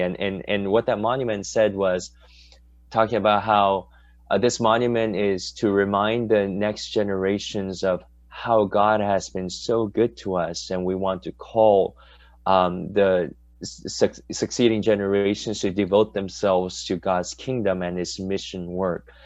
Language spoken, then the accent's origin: English; United States; growing up in the States, we always wanted our Korean dads to look like that white dad